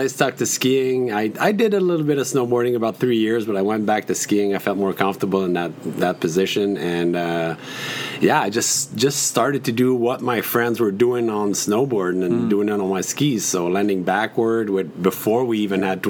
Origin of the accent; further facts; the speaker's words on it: Saint-Jérôme, Quebec, Canada; moved away as an adult; now in Mont-Tremblant, Canada; I grew up actually in Saint-Jérôme, which is about 45 minutes south from Tremblant